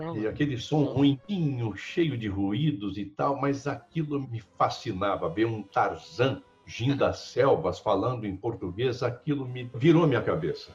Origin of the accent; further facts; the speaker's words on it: Belo Horizonte, Minas Gerais, Brazil; moved away; mineiro, nascido, criado em Belo Horizonte